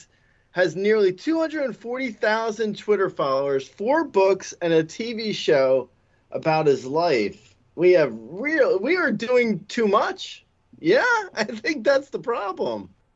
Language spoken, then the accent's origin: English; United States; I was born in America.